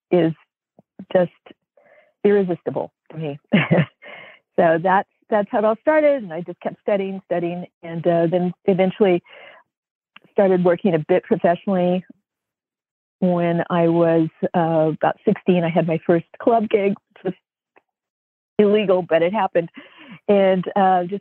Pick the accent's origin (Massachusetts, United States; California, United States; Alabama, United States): California, United States; Oakland; I was born and raised in Oakland, California